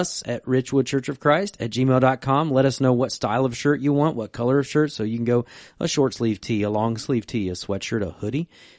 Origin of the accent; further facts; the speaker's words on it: West Virginia, United States; I'm from Western Virginia.